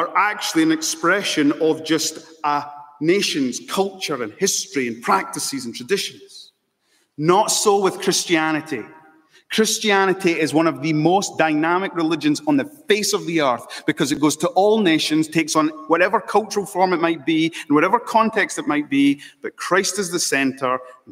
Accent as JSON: {"language": "English", "region": "Scotland", "country": "United Kingdom", "also_born_or_lived": "Malawi", "moved": "yes", "lives_now": "London, United Kingdom", "said": "I'm mixed race. I love this, right? I'm British. I'm Scottish. Proud of it. I'm also Malawian"}